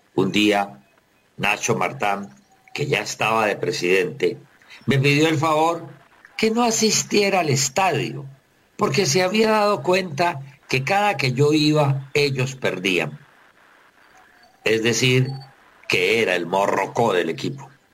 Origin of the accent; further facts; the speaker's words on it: Tuluá, Valle del Cauca, Colombia; el pequeño equipito de mi tierra